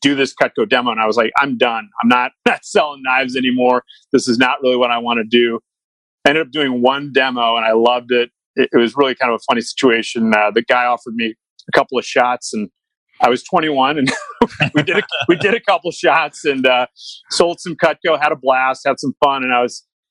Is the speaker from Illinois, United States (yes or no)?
yes; Chicago, Illinois, United States; I grew up in Chicago